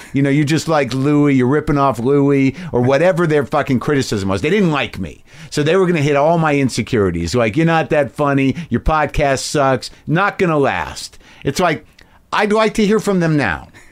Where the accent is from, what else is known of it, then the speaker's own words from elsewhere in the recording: New Mexico, United States; I grew up in New Mexico